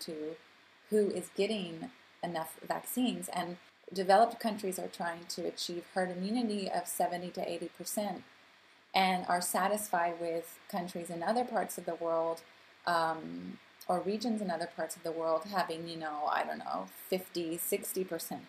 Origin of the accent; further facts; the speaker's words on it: United States; also born or lived in Canada; now in Geneva, Switzerland; being an American and Canadian living in Geneva